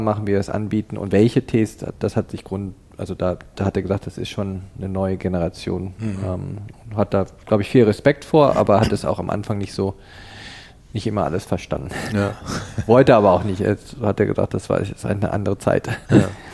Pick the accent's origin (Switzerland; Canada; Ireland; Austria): Canada; moved away as an adult; also born or lived in Cologne, Germany; now in Berlin, Germany; in Deutschland in Köln geboren und in Kanada aufgewachsen, ab dem Alter von neun Jahren, habe also meine formativen Jahre in, in Kanada verbracht